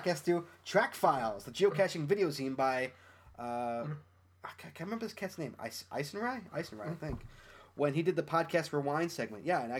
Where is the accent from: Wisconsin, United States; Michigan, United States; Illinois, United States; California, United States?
California, United States; Sacramento; I hail from Sacramento, California, the state capital.